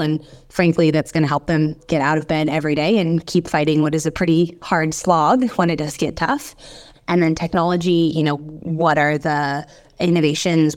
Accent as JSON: {"language": "English", "country": "United States", "accent": "American", "moved": "as an adult", "lives_now": "Australia", "said": "I'm American originally, as you can tell by my accent"}